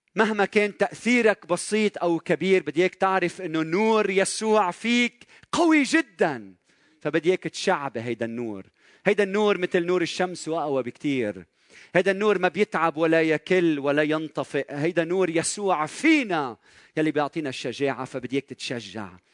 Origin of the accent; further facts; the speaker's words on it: Lebanon; بلدنا لبنان